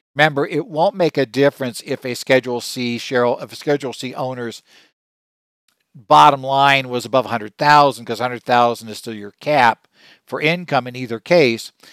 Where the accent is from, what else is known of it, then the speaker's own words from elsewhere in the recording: Arizona, United States; my home state of Arizona